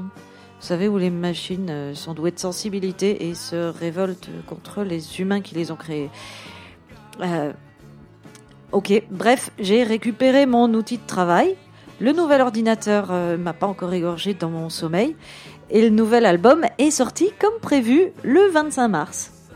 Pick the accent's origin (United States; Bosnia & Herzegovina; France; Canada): France; Moselle, Grand Est; Je proclame juste être une plouque de la Moselle